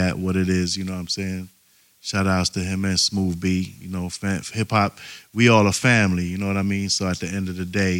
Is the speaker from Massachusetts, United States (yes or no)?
no; New York City, New York, United States; I'm from Brooklyn, from Church Avenue, 31st Street